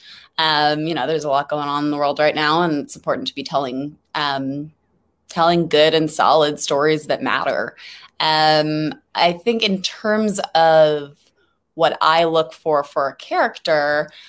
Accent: Los Angeles, California, United States; I'm from LA, actually. Born and raised in LA and Hollywood

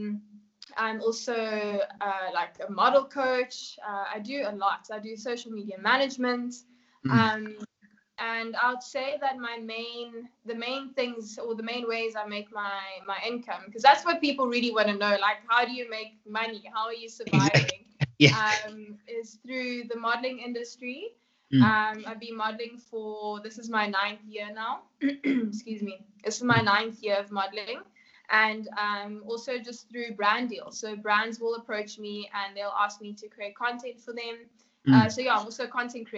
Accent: South Africa; also born or lived in Namibia; I was born in Namibia. My parents are Kenyan and I grew up here in South Africa.

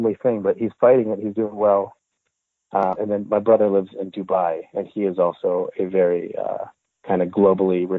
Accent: Montreal, Quebec, Canada; now in Los Angeles, United States; I'm actually originally from Montreal, from Canada. So I grew up French-Canadian

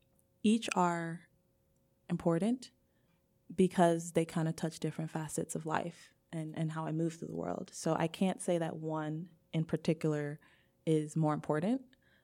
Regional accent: United States; being a Black person, coming from this dual background of being Nigerian, but being raised in America and predominantly like African-American community

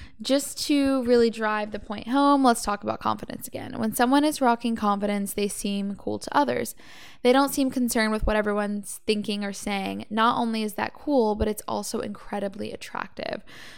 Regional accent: Savannah, Georgia, United States; also born or lived in Atlanta; now in Los Angeles, United States; I come from Savannah and Atlanta, Georgia is where I lived 4 years before LA.

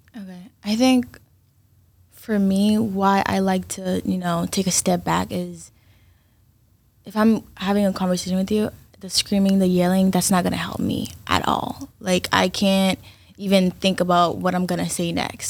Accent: Brockton, Massachusetts, United States; also born or lived in Haiti; originally I'm from Haiti, but I'm from Brockton.

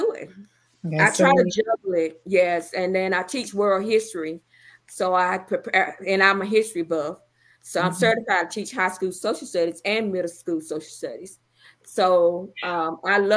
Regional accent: Wrightsville, Georgia, United States; moved away as an adult; my hometown, Wrightsville, Georgia.

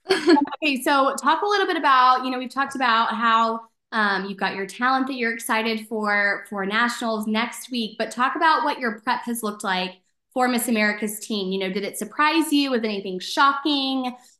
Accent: Dallas, Texas, United States; I'm from Dallas. So, you know, I grew up watching DCC and the Dallas Cowboys.

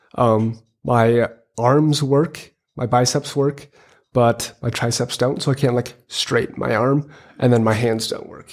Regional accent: Hills, Minnesota, United States; I am from Hills, Minnesota

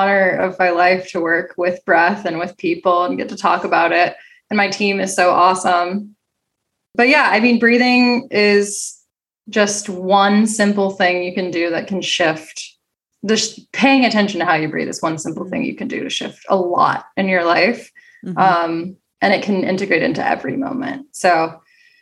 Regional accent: Cincinnati, Ohio, United States; now in Los Angeles, United States; I'm from Cincinnati

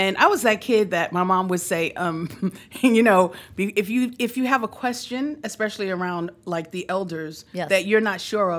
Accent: New York City, New York, United States; I grew up here in New York City.

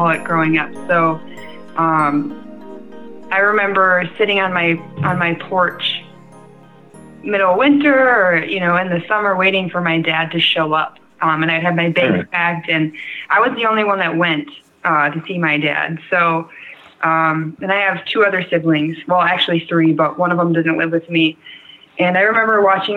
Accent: Pickerel, Wisconsin, United States; moved away as an adult; also born or lived in Portland / California / Antigo, Wisconsin / Green Bay, Wisconsin; Originally, I am from Pickerel, Wisconsin. It's in the middle of nowhere.

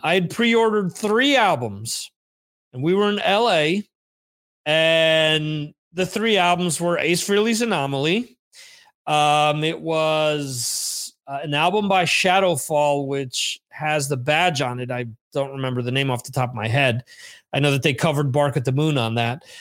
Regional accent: New Jersey, United States; where I grew up in New Jersey

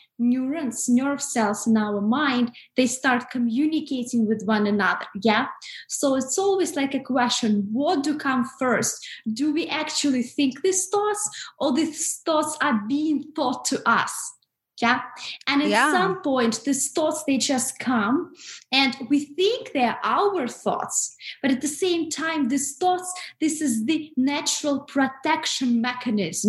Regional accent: Russia; moved away as an adult; living in Russia because I'm originally from Russia

